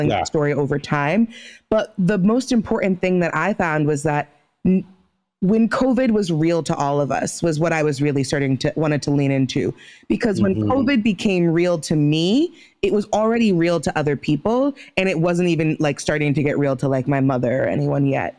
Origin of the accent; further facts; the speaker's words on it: United States; I'm also American born.